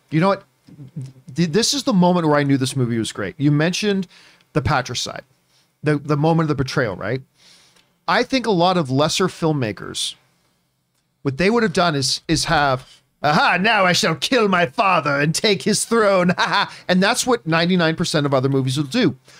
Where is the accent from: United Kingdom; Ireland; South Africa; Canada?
Canada; I am Canadian